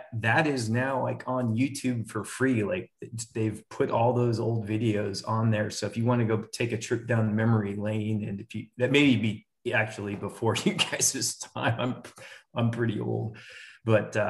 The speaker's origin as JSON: {"language": "English", "town": "Portland", "region": "Oregon", "country": "United States", "tie": "born or raised there", "also_born_or_lived": "Detroit, Michigan", "moved": "yes", "lives_now": "Texas, United States", "said": "grew up in Portland, Oregon"}